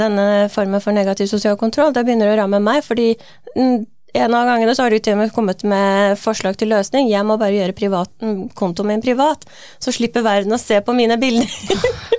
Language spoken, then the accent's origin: Norwegian; Iran; now in Norway; Selv er jeg jo fra Iran, jeg er født og oppvokst der.